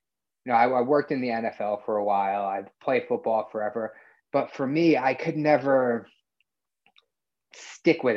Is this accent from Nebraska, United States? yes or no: no; New Jersey, United States; I'm from New Jersey